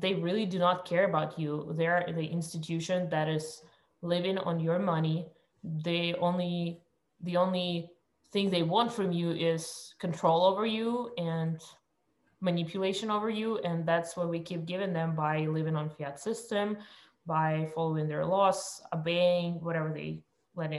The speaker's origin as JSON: {"language": "English", "country": "Russia", "tie": "born or raised there", "moved": "yes", "said": "I was born in Russia"}